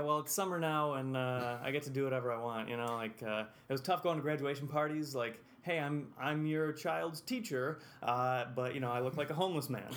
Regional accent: Whitesboro, New York, United States; also born or lived in Utica, New York; I grew up in Whitesboro

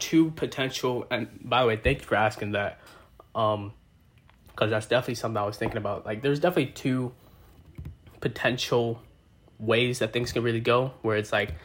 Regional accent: New York City, New York, United States; I'm from Brooklyn too

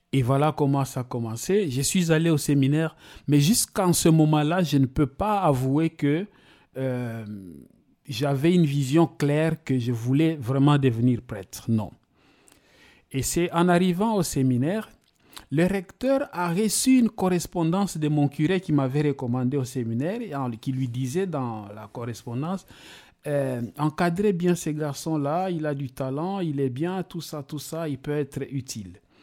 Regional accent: DR Congo; also born or lived in Kamina, Katanga / Kalemie / Ilebo, Kasai; now in Switzerland; je suis né en République démocratique du Congo, à Kamina, dans la province euh, du Katanga.

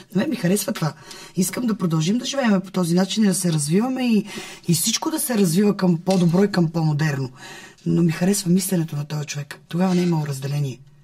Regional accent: Bulgaria; аз като една българка от ромски происход, много обичаща държавата си

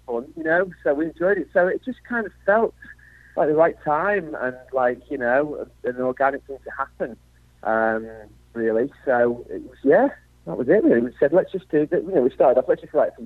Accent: Wigan, North West England, United Kingdom; also born or lived in Liverpool; I'm from the other W, Wigan

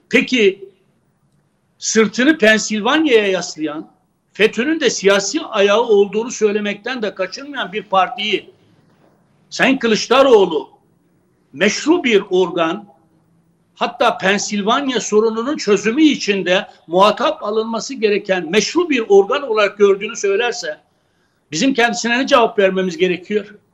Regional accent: Turkey; first language Kurdish; Turkish is a second language; benim kendi ana dilimden bahsediyorum. Bir Kürt olarak kendi ana dilimden bahsediyorum.

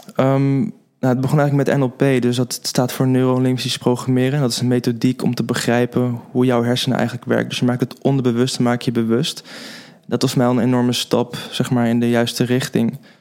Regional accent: Den Helder, North Holland, Netherlands; moved away as an adult; also born or lived in Zwolle; now in Haarlem, Netherlands; woon in Haarlem, maar ik ben opgegroeid in Den Helder

